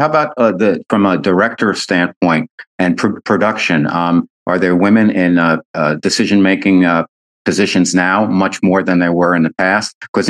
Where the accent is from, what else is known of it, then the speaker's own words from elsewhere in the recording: United States; moved away as an adult; also born or lived in New York City / San Diego, California; now in California, United States; I'm from New Jersey, New York area, I'm out in California